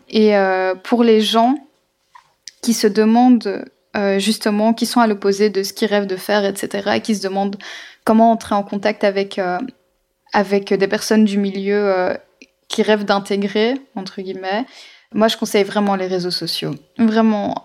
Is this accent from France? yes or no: no; Belgium; je vis en Belgique, donc enfin je suis belge